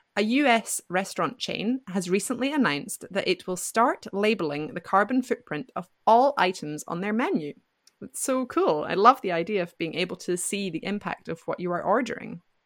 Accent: Scotland, United Kingdom; moved away as an adult; now in France; from Scotland, and I live in France

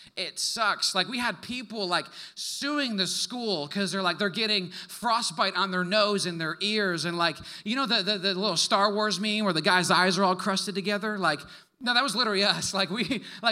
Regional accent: Wisconsin, United States; moved away; also born or lived in Canada; I'm from the North originally. I'm from the great state of Wisconsin

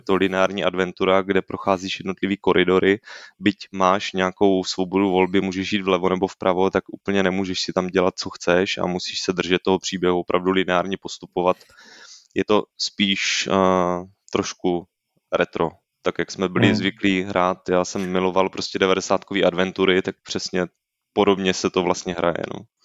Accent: Brno, South Moravian Region, Czechia; já jsem z Brna, nejsem ze Slezska

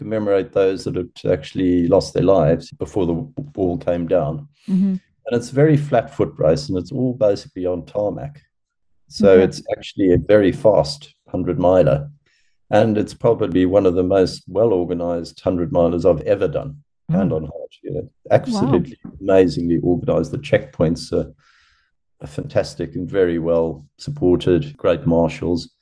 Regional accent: Zimbabwe; moved away; also born or lived in Durban, South Africa; I was brought up sort of in Zimbabwe and then we moved over to Durban in South Africa.

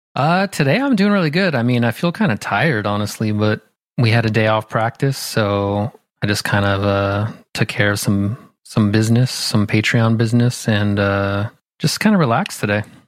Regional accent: Southern California, United States; now in Philadelphia, United States; I grew up in Southern California, um, like an hour south of L

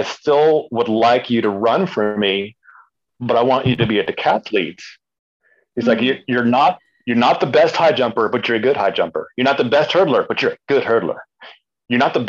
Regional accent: El Paso, Texas, United States; moved away as an adult; now in Austin, United States; I grew up in El Paso, Texas

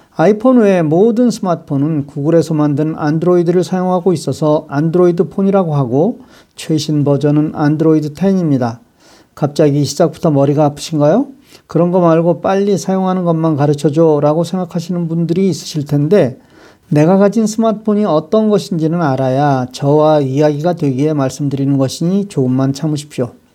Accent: South Korea; now in United States; 제가 한국인이라서

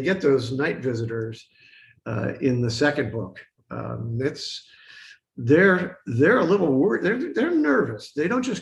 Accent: United States; I'm an American and that's our story

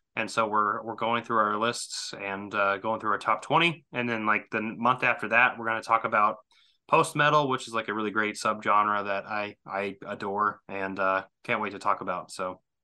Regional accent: Southwest Missouri, United States; I come from Missouri, so Southwest Missouri

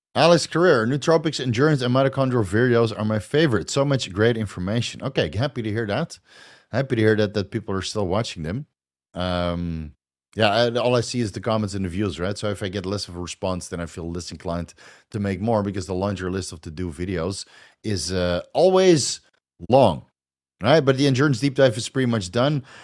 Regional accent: Netherlands; accent: Dutch; moved away as an adult; now in Thailand; I'm Dutch. I'm from Holland, dude. Yeah. I'm from Holland. That's, that's a Dutch accent

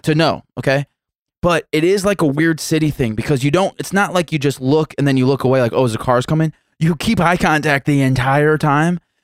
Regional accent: United States; being raised and growing up in South City

